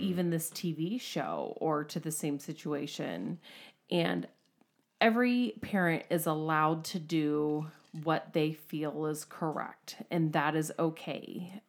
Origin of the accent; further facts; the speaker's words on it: United States; We're American